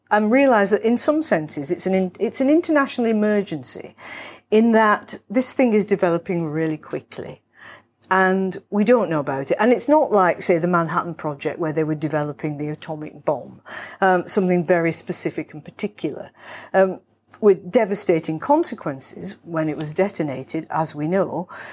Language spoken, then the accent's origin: English; Manchester, North West England, United Kingdom; now in London, United Kingdom; I was born in Manchester